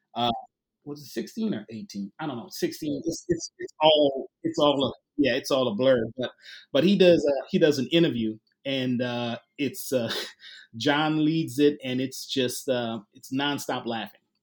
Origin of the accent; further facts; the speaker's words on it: New Orleans, Louisiana, United States; moved away as an adult; now in Little Rock, United States; originally from New Orleans, so I've been here about three years